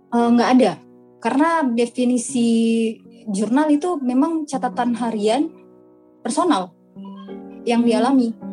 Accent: West Sulawesi, Indonesia; aku asli Sulawesi Barat. Jadi banyak yang nyangka aku aslinya Bandung. Aku asli Sulawesi Barat.

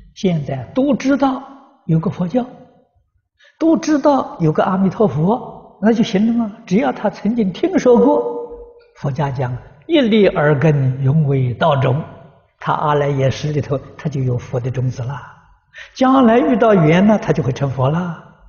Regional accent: China; 我们中国人讲的不要无常。

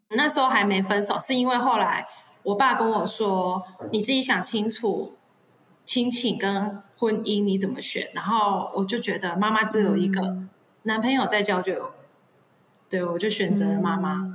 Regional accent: Chiayi, Taiwan; 我本身是嘉义人

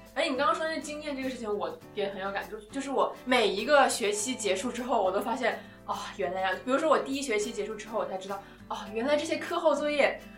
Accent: the South, southern China, China; moved away as an adult; now in London, United Kingdom; 我也是南方那种湿热

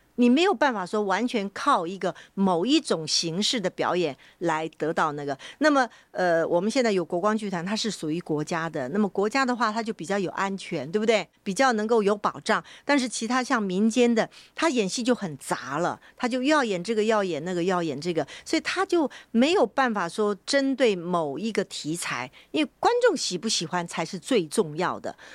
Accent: Taiwan; 我从小在台湾我们学习的时候呢，那时候比较没有受到大陆的这个，呃，演戏的影响哈，所以我们在台湾呢，我是什么流派都演的

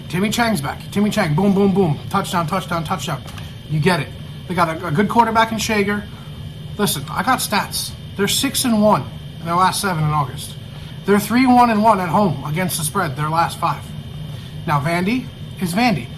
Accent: New York, United States; I'm a New Yorker

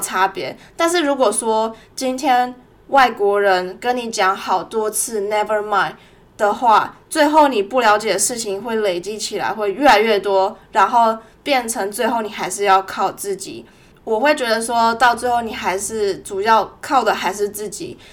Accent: Taiwan; moved away as an adult; now in Melbourne, Australia; 我从小在台湾出生长大，十八岁的时候飞来墨尔本念大学

